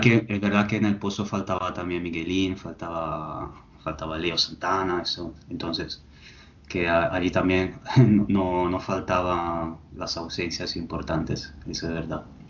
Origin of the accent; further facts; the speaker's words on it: Italy; soy italiano